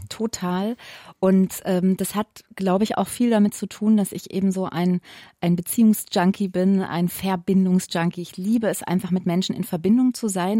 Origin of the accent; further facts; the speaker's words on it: Wiesbaden, Hesse, Germany; also born or lived in Limburg; ich komme aus Wiesbaden und Limburg